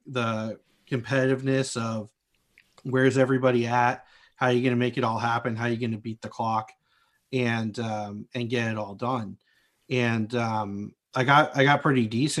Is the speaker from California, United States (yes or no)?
yes; just north of Los Angeles, Southern California, United States; moved away as an adult; also born or lived in Marquette, Michigan; I was born and raised in Southern California, just north of Los Angeles